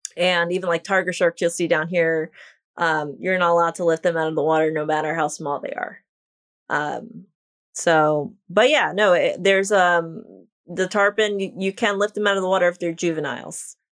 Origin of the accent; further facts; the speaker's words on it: New York, United States; now in Islamorada, United States; I am from New York, but I currently live in the Florida Keys.